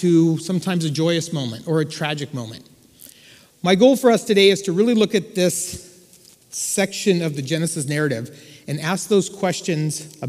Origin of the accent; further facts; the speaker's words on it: California, United States; I was from California